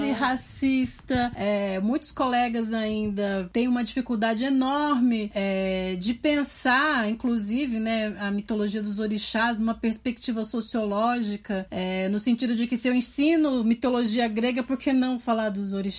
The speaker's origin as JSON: {"language": "Portuguese", "region": "São Paulo", "country": "Brazil", "said": "Eu era é de São Miguel Paulista, sou de São Miguel Paulista."}